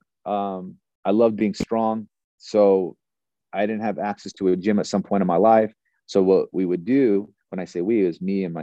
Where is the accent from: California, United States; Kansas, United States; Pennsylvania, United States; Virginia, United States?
California, United States; Northern; I was born in Northern California